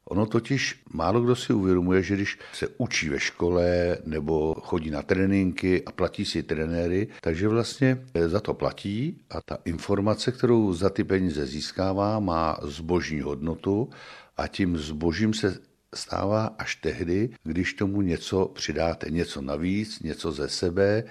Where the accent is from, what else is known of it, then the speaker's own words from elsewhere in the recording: Strakonice, South Bohemian Region, Czechia; also born or lived in Plzeň; já jsem původem z Jinína, vesničky od Strakonic, narodil jsem se ve Strakonicích a, a vlastně tady jsem strávil celé dětství i mládí.